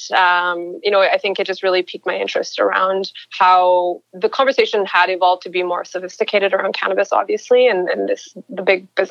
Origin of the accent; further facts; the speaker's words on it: Edmonton, Alberta, Canada; I'm a girl from Edmonton, grew up in Edmonton, Alberta